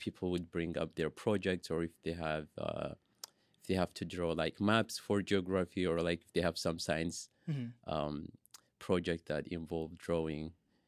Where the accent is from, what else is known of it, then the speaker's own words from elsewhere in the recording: Asmara, Maekel, Eritrea; moved away; also born or lived in Sudan; So I'm originally from Eritrea. I was born in Asmara, Eritrea. That's where I was raised until I moved to Sudan.